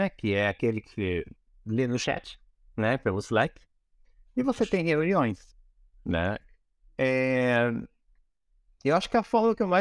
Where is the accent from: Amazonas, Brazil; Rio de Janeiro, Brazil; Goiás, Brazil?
Amazonas, Brazil; Manaus; born there; also born or lived in Curitiba / United States; eu nasci em Manaus, né? Eu sempre me senti um alienígena, né? Então, assim, eu sempre fui pra Curitiba. Eu morava em Curitiba, ou nos Estados Unidos, agora eu moro aqui e tal.